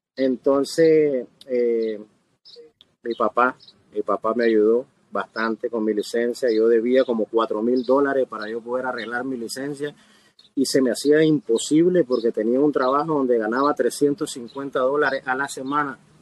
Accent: Nicaragua; now in Miami, United States; originalmente de Nicaragua, nicaragüense soy y tengo alrededor de 28 años de estar

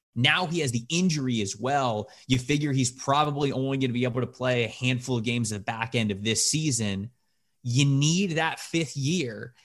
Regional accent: just south of Tampa, Florida, United States; I'm not from the city of Tampa, but from just south of it. So that was my hometown team growing up

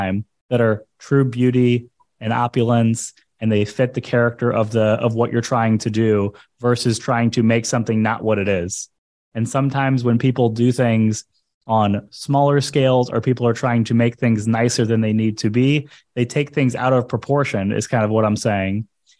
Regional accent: St. Louis, Missouri, United States; now in South Florida, United States; So I came from St. Louis, Missouri, and I moved to South Florida.

